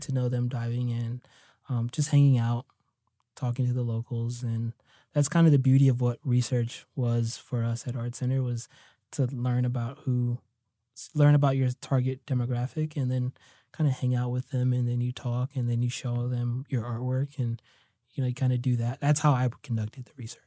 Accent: United States; also born or lived in New Jersey / New York; I grew up in New Jersey and New York

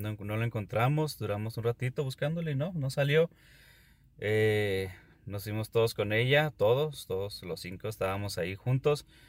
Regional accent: Ciudad Juárez, Chihuahua, Mexico; soy de Ciudad Juárez

